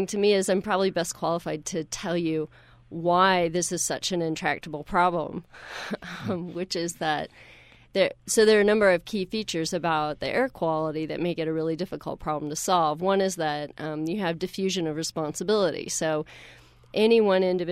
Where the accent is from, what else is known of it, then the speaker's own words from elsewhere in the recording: Deep South, United States; now in Utah, United States; I grew up in the Deep South